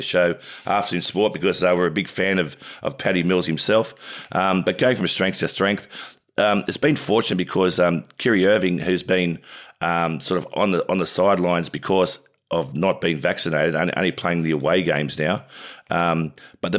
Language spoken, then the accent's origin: English; New South Wales, Australia; I'm from New South Wales.